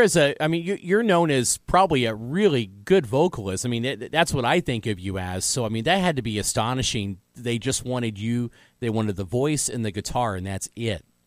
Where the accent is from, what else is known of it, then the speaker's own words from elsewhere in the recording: Evansville, Indiana, United States; also born or lived in Washington, Indiana; we moved to Evansville, Indiana